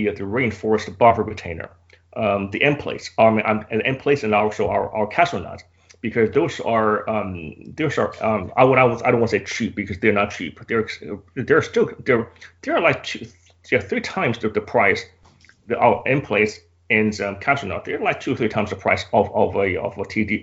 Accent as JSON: {"language": "English", "country": "United States", "said": "I'm American"}